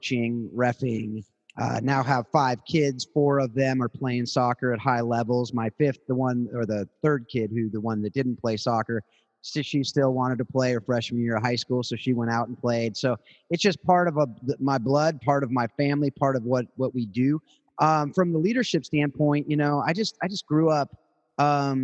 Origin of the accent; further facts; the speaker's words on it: South Orange County, California, United States; also born or lived in Hawaii / Atlanta; born and raised in South Orange County, California.